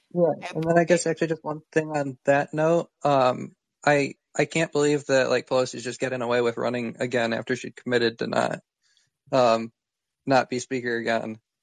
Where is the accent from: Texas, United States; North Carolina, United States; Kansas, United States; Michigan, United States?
Michigan, United States; I'm from Michigan